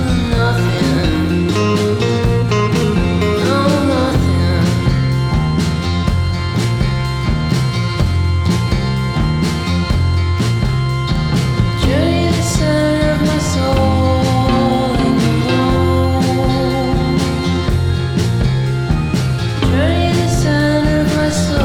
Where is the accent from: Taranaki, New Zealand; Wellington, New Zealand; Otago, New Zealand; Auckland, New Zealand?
Taranaki, New Zealand; we're both from Taranaki